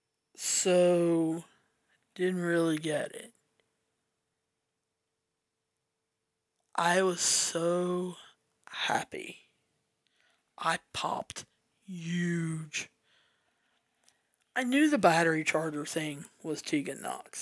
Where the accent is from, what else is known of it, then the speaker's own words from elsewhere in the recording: the South, United States; I'm from the South.